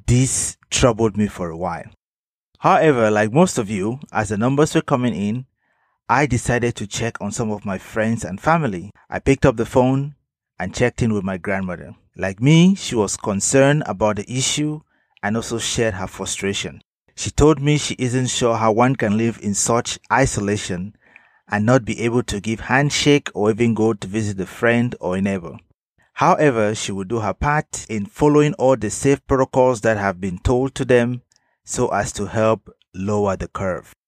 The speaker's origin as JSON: {"language": "English", "country": "Cameroon", "said": "In my home country, Cameroon"}